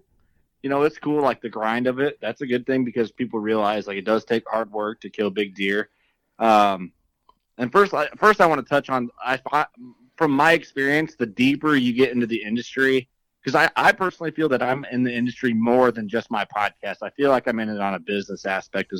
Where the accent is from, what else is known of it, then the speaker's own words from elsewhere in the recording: northwest central Illinois, United States; I grew up in Illinois, nor like central, like northwest central Illinois